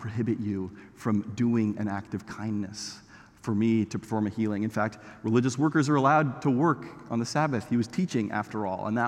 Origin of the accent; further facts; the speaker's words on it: Canada; I'm Canadian